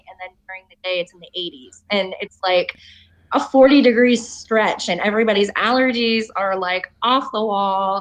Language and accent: English; Massachusetts, United States; moved away as an adult; now in Florida, United States; I am originally from Massachusetts. I was actually born there, but I am now a Florida transplant. I have been in Florida for 6 years now